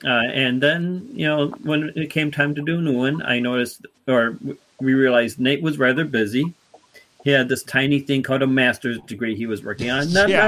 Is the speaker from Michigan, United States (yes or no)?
yes; Muskegon, Michigan, United States; Muskegon is my hometown territory along with Darren's hometown territory.